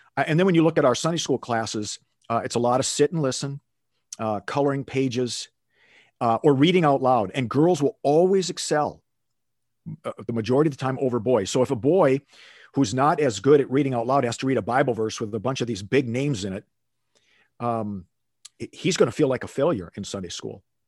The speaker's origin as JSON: {"language": "English", "town": "Minneapolis", "region": "Minnesota", "country": "United States", "tie": "born or raised there", "moved": "as an adult", "lives_now": "Phoenix, United States", "said": "I grew up in Minneapolis, Minnesota. and, uh, lived there for the first eighteen years of my life"}